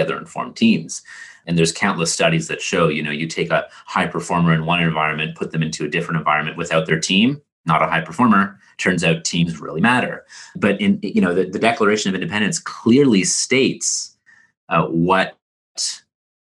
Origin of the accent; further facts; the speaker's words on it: Canada; As a Canadian